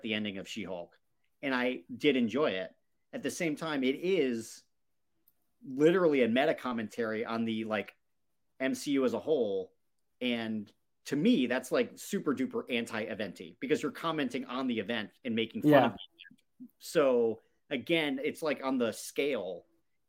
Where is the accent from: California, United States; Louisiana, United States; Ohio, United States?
Ohio, United States; Cincinnati; I grew up in Cincinnati